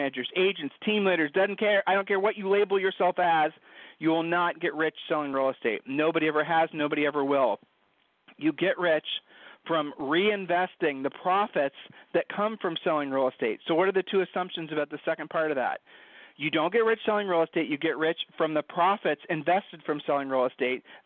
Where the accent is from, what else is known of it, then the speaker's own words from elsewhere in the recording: Ohio, United States; We're from Ohio